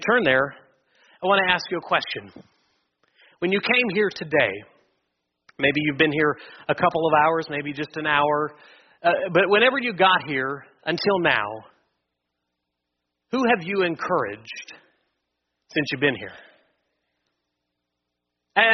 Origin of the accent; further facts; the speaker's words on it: Wichita, Kansas, United States; I've mostly been born and raised in Wichita my entire life